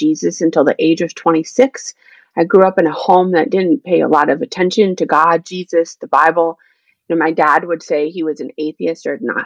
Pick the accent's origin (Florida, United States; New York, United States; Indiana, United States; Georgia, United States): Indiana, United States; also born or lived in Greensburg, Indiana; now in West Michigan, United States; I grew up in Indiana.